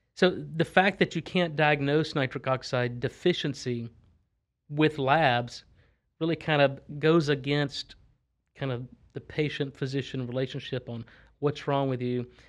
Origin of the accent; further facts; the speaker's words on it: Texas, United States; also born or lived in Louisiana / Boston; I'm from Texas. I grew up in Texas, but I went to school in Louisiana, then trained up in Boston, then I've been back in Texas since probably two thousand five or two thousand six.